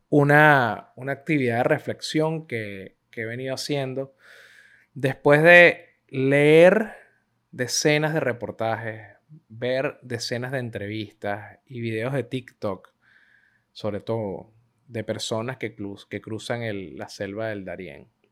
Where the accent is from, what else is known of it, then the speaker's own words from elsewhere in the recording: Venezuela; Todos los que somos venezolanos